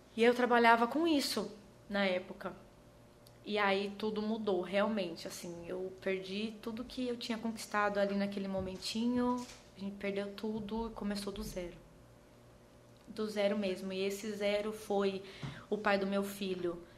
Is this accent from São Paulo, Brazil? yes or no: yes; Osasco, São Paulo, Brazil; now in Maceió, Brazil; Eu nasci em Presidente Altino, Osasco, São Paulo. E eu tive uma infância muito simples